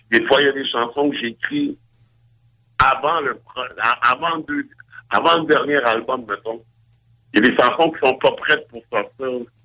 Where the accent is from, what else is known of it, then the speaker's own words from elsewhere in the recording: Montreal, Quebec, Canada; je me rappelle quand j'étais jeune à Montréal, j'étais plus au courant